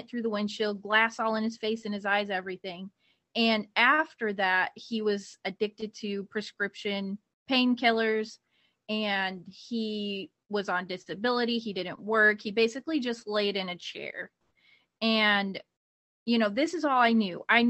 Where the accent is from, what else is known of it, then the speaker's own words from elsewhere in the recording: Ohio, United States; moved away; I'm actually from Ohio